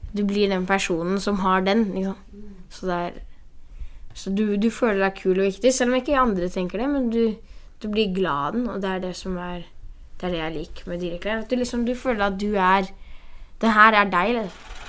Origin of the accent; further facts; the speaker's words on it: Brazil; now in Oslo, Norway; I Brasil har jeg masse venner, for at jeg er fra Brasil